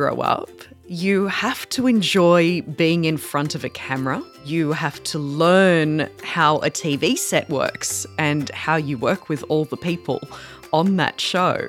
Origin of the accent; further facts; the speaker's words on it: Darug and Gundungurra country, New South Wales, Australia; I grew up on Darug and Gundagara country.